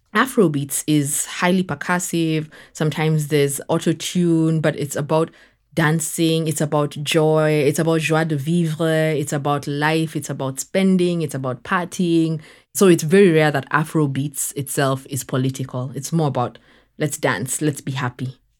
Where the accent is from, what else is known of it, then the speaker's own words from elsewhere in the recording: Kenya; moved away as an adult; also born or lived in United States; now in Dakar, Senegal; I'm Kenyan born and raised